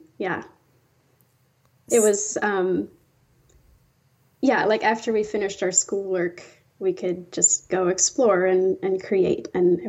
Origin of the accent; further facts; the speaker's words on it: Iowa, United States; I did, yeah.